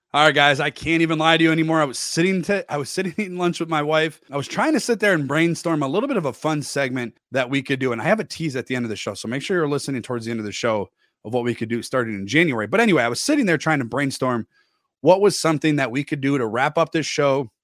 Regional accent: Milwaukee, Wisconsin, United States; I was born in Milwaukee

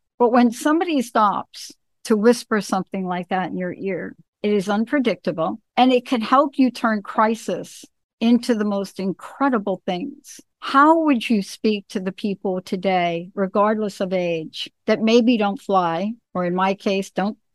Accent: New York, United States; I'm from New York.

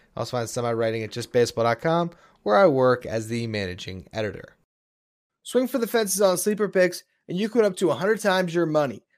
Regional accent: South Florida, United States; I was born and raised in South Florida, still live down here now

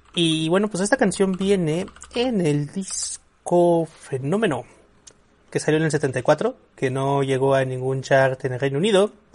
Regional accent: Mexico; los mexicanos hacemos

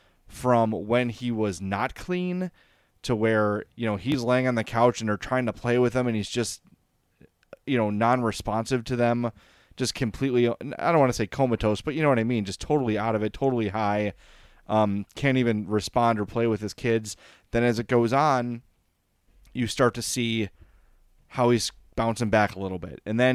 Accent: Oak Lawn, Illinois, United States; I grew up very sheltered. I grew up in Oak Lawn.

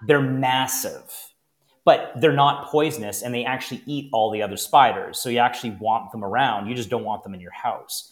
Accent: Niagara, Ontario, Canada; born or raised there

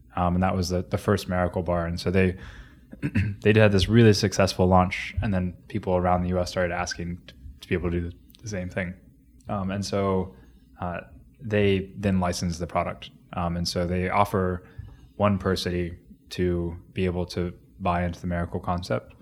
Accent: Grove City, Ohio, United States; moved away; also born or lived in Xenia, Ohio / Cincinnati / Columbus / New Zealand; so that's where I grew up

